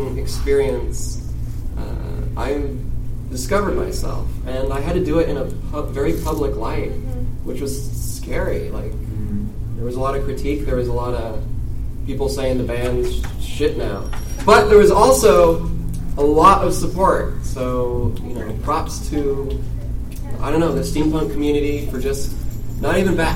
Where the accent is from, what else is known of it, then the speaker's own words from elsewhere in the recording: San Diego, California, United States; I'm from San Diego. It's pretty progressive.